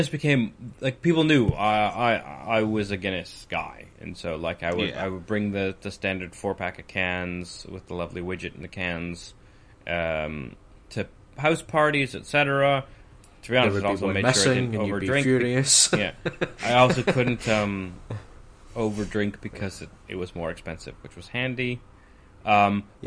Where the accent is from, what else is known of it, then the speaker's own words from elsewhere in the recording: Alberta, Canada; now in United Kingdom; I grew up in Alberta